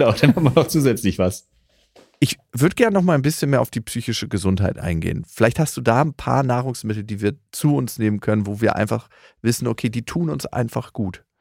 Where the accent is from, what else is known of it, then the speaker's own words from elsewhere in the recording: Lower Saxony, Germany; na, aus dem niedersächsischen Dorf, wo ich herkomme, da bin ich mir relativ sicher, bekomme ich keine Mikroalgen.